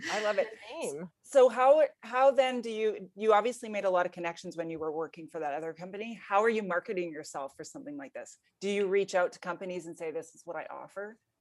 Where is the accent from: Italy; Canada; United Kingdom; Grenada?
Canada; Edmonton, Alberta; I'm from Edmonton